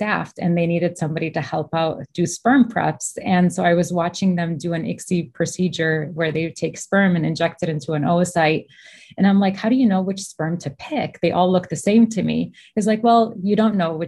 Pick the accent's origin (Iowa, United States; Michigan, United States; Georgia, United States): Michigan, United States; I was born and raised in Michigan, actually.